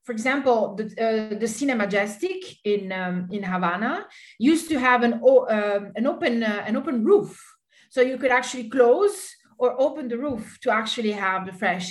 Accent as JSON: {"language": "English", "country": "Italy", "said": "I come from Italy and we do have a lot of attachment for the cinema"}